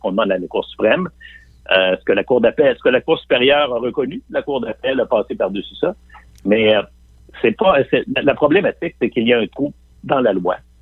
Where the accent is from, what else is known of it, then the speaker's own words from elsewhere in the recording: Quebec City, Quebec, Canada; moi-même, je viens de Limoilou